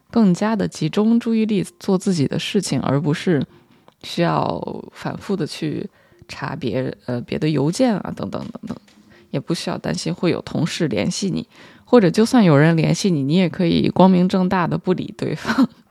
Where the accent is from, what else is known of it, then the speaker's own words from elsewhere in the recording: China; 作为一个中国人